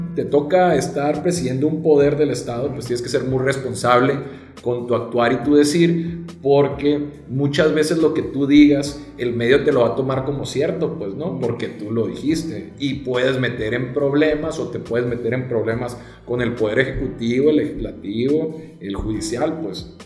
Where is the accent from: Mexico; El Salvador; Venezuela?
Mexico; Nogales, Sonora; moved away as an adult; now in Culiacán, Mexico; soy nacido en Nogales, Sonora mm. Eh, tengo aquí ya aproximadamente 11 años, pero mi mamá es culichi